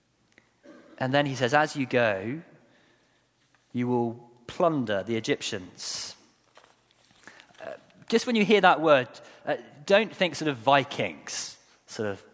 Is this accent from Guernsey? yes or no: yes; Guernsey; moved away; I was born in Guernsey, not Jersey.